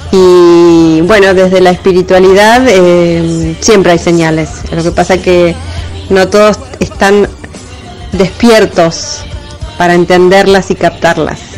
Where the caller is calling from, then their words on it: El Calafate, Santa Cruz, Argentina; Hola, ¿qué tal? … de Calafate.